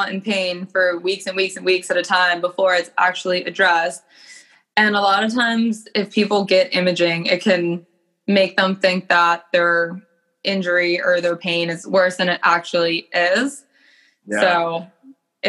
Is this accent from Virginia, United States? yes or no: yes; Alexandria, Virginia, United States; I grew up in Alexandria, Virginia.